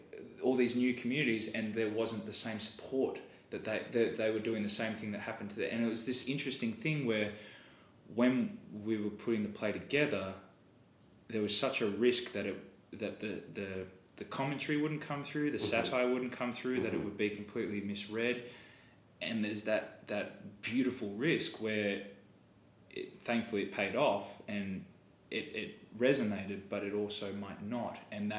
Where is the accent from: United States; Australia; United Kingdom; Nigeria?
Australia; Americans, you use your mouth so well. Australians are very lazy.